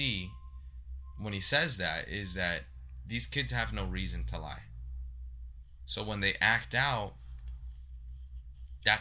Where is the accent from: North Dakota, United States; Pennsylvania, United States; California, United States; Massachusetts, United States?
California, United States; Santa Ana; I grew up on Civic Center and Rate